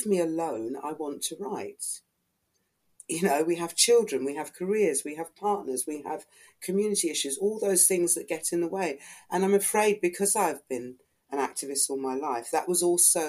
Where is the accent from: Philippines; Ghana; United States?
Ghana; now in United Kingdom; I'm not of Caribbean origin, I'm Ghanaian